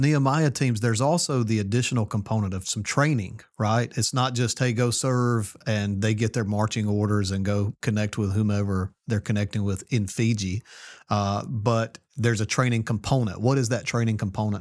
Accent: rural North Mississippi, United States; now in New Orleans, United States; a guy from rural North Mississippi

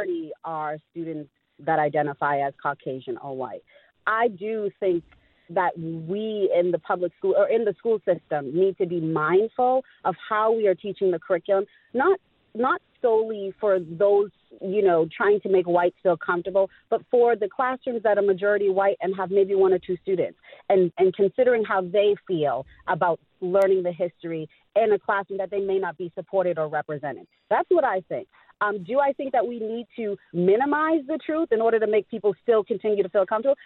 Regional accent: Massachusetts, United States; I am from Massachusetts. I work in a school system now. I went to the public schools in Massachusetts.

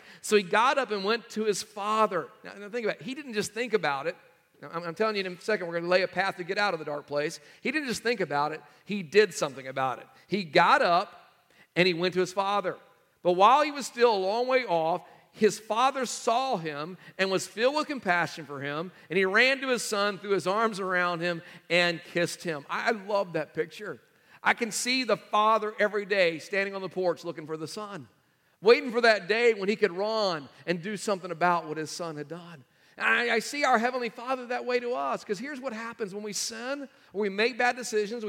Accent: North Carolina, United States; we are from North Carolina

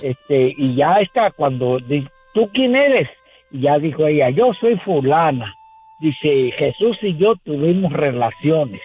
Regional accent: Morelos, Mexico; moved away as an adult; also born or lived in Tijuana; now in Denver, United States; soy de Morelos

